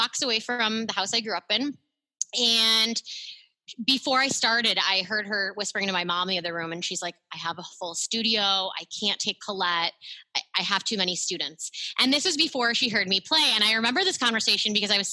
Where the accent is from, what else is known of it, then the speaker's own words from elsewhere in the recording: Central New York, United States; I'm from Central New York.